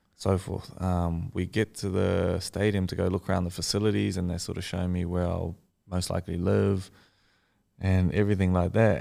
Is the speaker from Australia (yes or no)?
yes; Australia; I am Australian